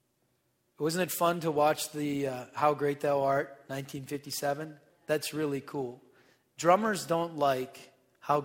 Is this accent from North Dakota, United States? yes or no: yes; North Dakota, United States; I'm from North Dakota